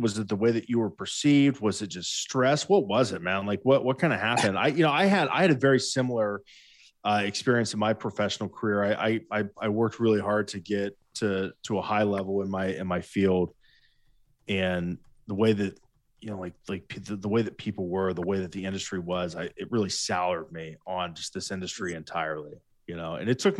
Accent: Ohio, United States; Josh, we're from Ohio. Yeah. Like, we see alligators in the South on vacation, and that's from a distance because people from Ohio are scared of alligators.

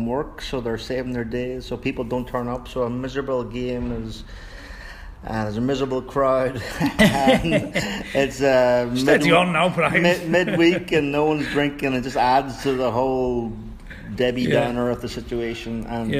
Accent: Tyrone, Northern Ireland, United Kingdom; now in New York, United States; I'm from Tyrone, Ireland.

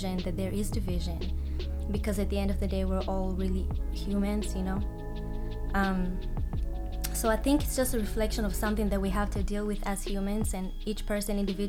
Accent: Israel; moved away as an adult; now in United States; So I was born and raised in Israel, and I moved here 4.5 years ago.

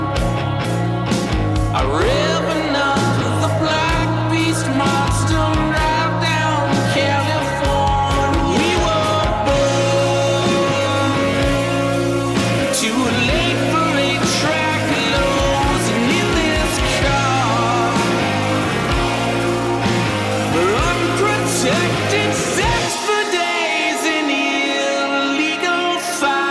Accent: Alaska, United States; born or raised there; moved away as an adult; also born or lived in Portland, Oregon

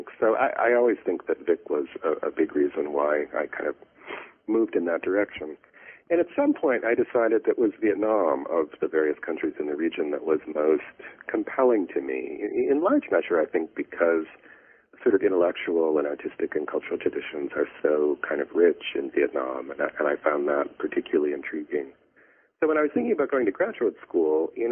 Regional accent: Flint, Michigan, United States; also born or lived in Southeast Asia; now in Chicago, United States; in Flint, Michigan. You know, went to school there, grew up there

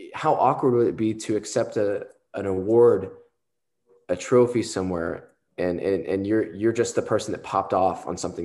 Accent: Southern Texas, United States; I'm from Texas, Southern Texas

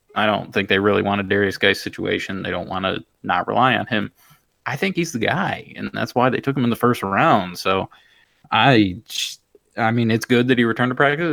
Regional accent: Michigan, United States; I am from Michigan

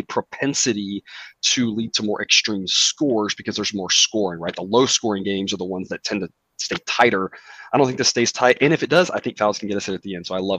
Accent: Corpus Christi, Texas, United States; Texas A&M Corpus Christi. My hometown

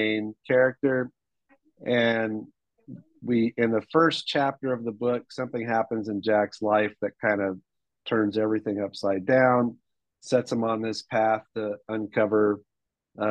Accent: Hong Kong; moved away; I was born and raised in Hong Kong.

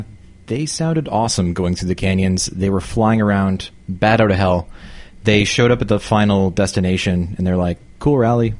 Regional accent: Canada; I'm very Canadian.

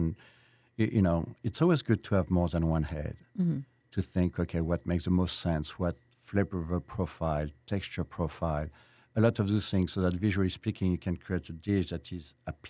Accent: Versailles, Île-de-France, France; moved away as an adult; also born or lived in West Coast, United States; now in San Antonio, United States; I was born and raised in Versailles.

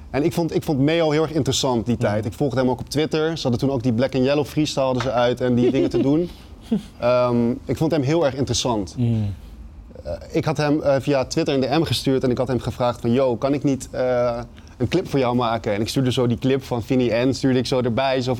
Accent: Amsterdam, North Holland, Netherlands; Nee, ik kwam uit Jordaan. Uit het oh. centrum kom ik.

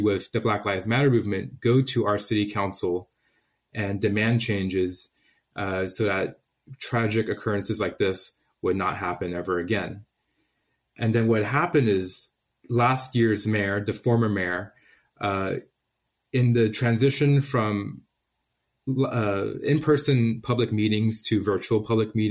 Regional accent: South San Francisco, California, United States; I returned home to my hometown of South San Francisco

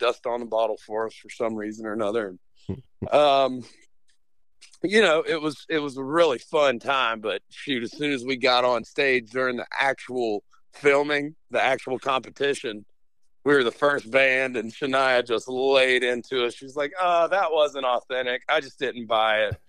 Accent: Roanoke, Virginia, United States; I'm actually from Roanoke, Virginia, or right outside Roanoke in the Blue Ridge Mountains

